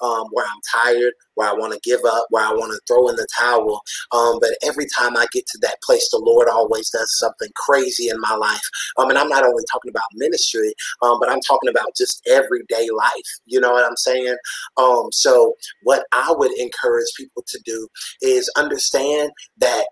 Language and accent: English; Pelzer, South Carolina, United States; also born or lived in Anderson, South Carolina; my hometown is Pelzer, South Carolina